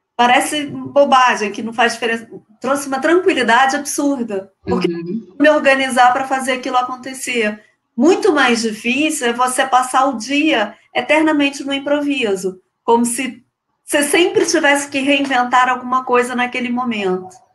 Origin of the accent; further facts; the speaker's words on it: Rio de Janeiro, Brazil; accent: carioca chiado; eu sou carioca, não sei se vocês conseguiram per eh, perceber pelo meu chiado